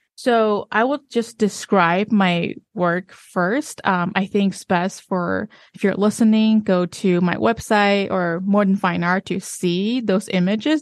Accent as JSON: {"language": "English", "country": "China", "moved": "yes"}